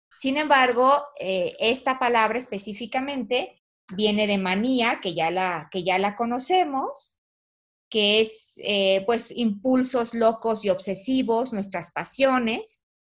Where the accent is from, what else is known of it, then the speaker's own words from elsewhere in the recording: Mexico; somos los mexicanos